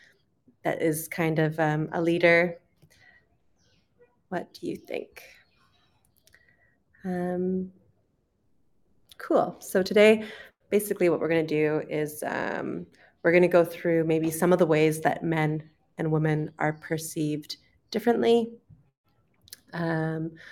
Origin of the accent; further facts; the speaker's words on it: Canada; accent: Canadian; moved away as an adult; also born or lived in United Kingdom; I'm originally from Canada, so today we will be listening to a Canadian accent.